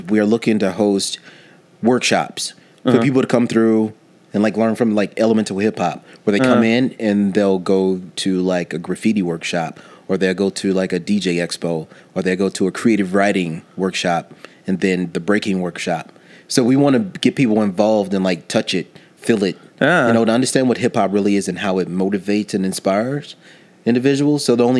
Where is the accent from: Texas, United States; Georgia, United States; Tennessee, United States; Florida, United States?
Tennessee, United States; Nashville; when I came here from Nashville, Tennessee, and got into the music scene here